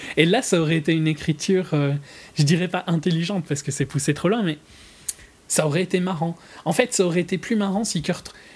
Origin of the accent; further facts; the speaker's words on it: Belgium; je suis belge